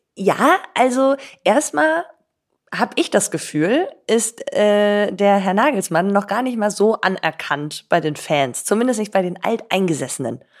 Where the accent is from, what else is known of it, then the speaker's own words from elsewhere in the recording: Cologne, North Rhine-Westphalia, Germany; also born or lived in Switzerland; ich bin ja in Deutschland aufgewachsen